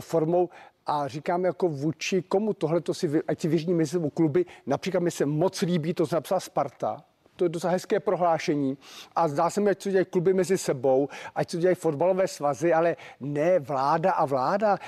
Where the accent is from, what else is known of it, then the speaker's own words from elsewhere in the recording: Czechia; jako Čech